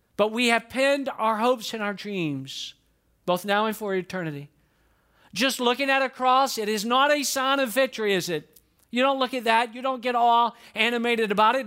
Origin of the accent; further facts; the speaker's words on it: Atlanta, Georgia, United States; moved away as an adult; now in Lakeland, United States; I grew up in Atlanta, Georgia